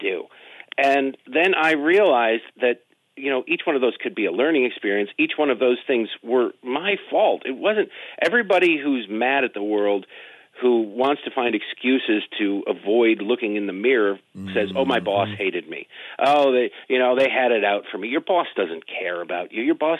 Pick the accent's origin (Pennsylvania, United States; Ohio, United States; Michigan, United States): Michigan, United States; Detroit; moved away; also born or lived in Baltimore; I grew up in Detroit. I lived in Baltimore for 13 years.